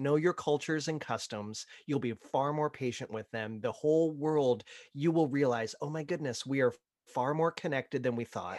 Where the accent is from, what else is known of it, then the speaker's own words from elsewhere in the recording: Ohio, United States; now in Florida, United States; growing up in Ohio, my family would vacation down to Orlando